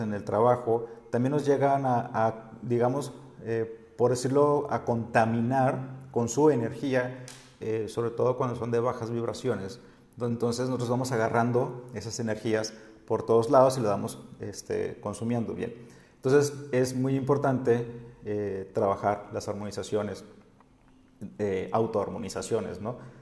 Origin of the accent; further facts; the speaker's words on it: Sinaloa, Mexico; now in Oaxaca, Mexico; yo como soy de Sinaloa no estoy acostumbrado a los temblores